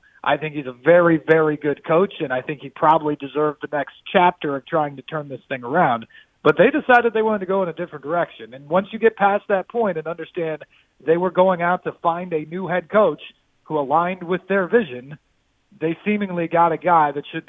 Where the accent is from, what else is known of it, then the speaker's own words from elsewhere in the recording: Champaign, Illinois, United States; my hometown paper in Champaign, Illinois